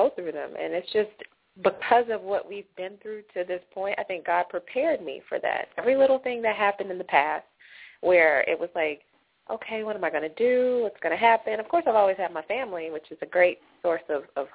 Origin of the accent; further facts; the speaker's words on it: Atlanta, Georgia, United States; moved away as an adult; also born or lived in Los Angeles, United States; I'm from Atlanta, born and raised